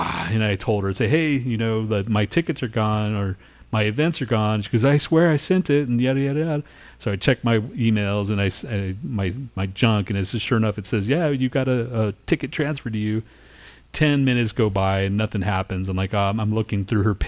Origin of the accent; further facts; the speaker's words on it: Los Alamos, New Mexico, United States; I was born in Los Alamos.